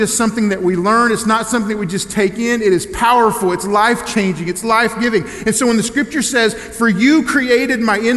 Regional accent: Elgin, Oklahoma, United States; I grew up in Elgin, Oklahoma

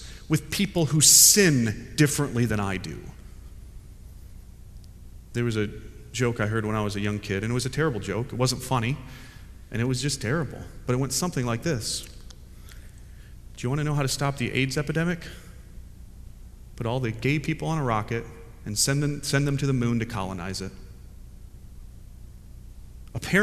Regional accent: United States; now in Fuquay-Varina, United States; I'm an American

